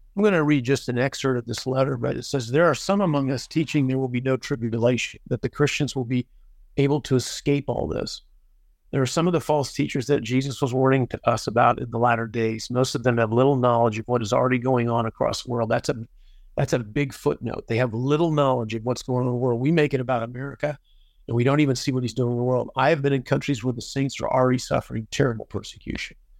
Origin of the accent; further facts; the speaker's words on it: United States; I'm an American and I love the United States